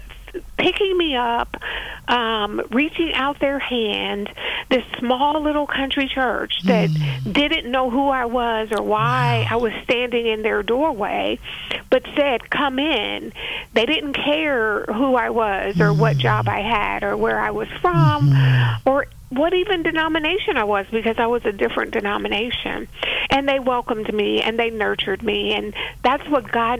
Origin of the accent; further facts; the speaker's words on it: Youngstown, Ohio, United States; now in Kentucky, United States; I was born and raised in Youngstown, Ohio, and went to South High School, graduated in 1978